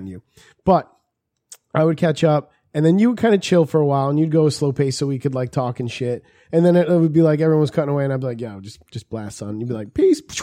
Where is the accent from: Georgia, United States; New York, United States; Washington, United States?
New York, United States; New York City; I was born in Booth Memorial